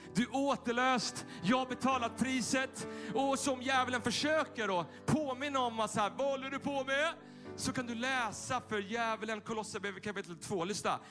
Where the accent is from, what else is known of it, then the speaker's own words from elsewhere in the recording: Tyresö, Stockholm County, Sweden; den där kyrkan där jag växte upp söder om Stockholm i Tyresö